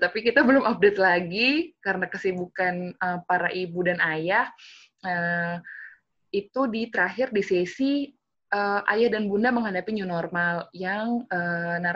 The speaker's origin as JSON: {"language": "Indonesian", "town": "Kudus", "region": "Central Java", "country": "Indonesia", "tie": "born or raised there", "said": "Kudus harus tahu dong itu, itu kampung halaman saya juga"}